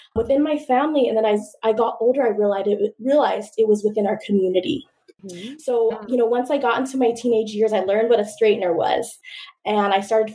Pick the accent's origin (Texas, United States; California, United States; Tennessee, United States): California, United States; Richmond; I'm originally from the Bay Area, from Richmond, from East Bay, you know, we're a Raiders family, we're a Warriors family.